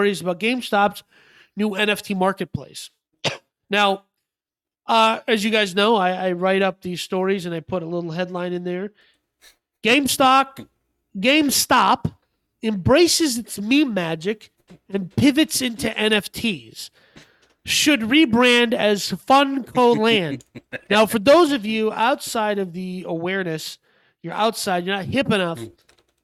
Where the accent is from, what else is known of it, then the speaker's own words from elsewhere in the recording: Minnesota, United States; I grew up in Minnesota, so obviously I had snow boots.